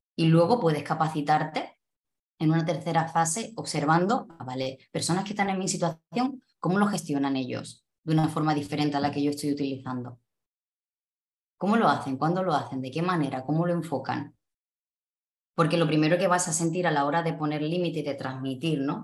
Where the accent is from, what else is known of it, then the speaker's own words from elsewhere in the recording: Cádiz, Andalusia, Spain; moved away as an adult; also born or lived in Málaga; yo soy de Andalucía, concretamente de Cádiz